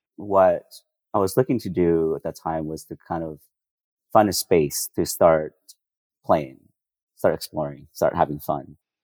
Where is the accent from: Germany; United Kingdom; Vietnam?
Vietnam; The coffee culture that I grew up in Vietnam was kind of the opposite.